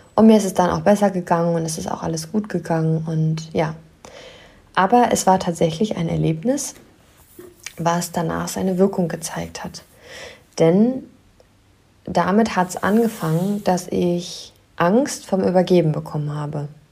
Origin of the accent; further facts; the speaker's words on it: near Wolfsburg, Lower Saxony, Germany; moved away; Ich komme aus der Nähe von Wolfsburg.